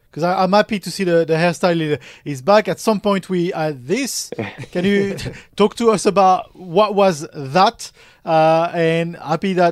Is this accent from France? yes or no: yes; France; French guy